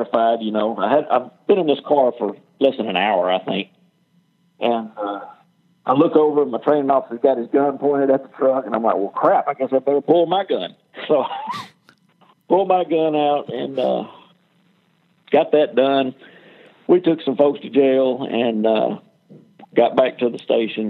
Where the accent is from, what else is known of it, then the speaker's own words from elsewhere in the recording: Dallas, Texas, United States; I was born in Dallas, Texas, raised up all around this area